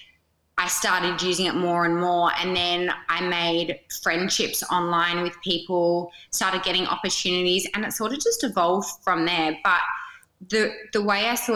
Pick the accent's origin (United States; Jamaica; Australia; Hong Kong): Australia; Perth, Western Australia; I am from Perth.